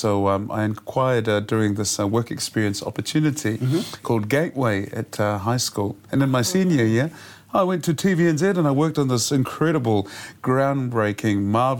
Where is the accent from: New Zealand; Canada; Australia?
New Zealand; Auckland; I grew up in South Auckland, and I went to a private school.